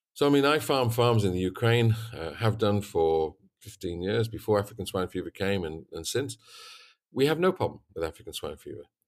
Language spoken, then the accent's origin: English; Yorkshire and the Humber, United Kingdom; moved away as an adult; also born or lived in North Carolina; I come from East Yorkshire, worked on a very big farm, 250 sow unit